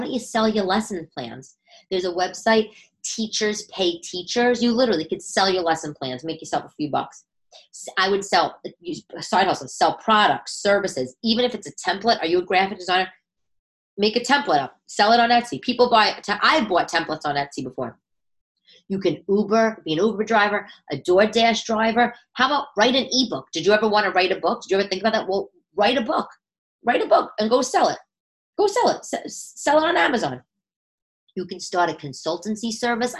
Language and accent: English; New York City, New York, United States; I was born in Brooklyn